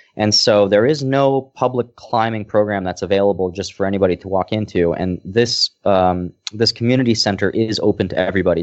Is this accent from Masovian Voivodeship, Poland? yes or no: no; Lesser Poland, Poland; I was born in Poland, and I, I think I mentioned it before that, uh, the place I'm staying at right now is a village that is seven hundred years old, and my family was one of the three families that established this village.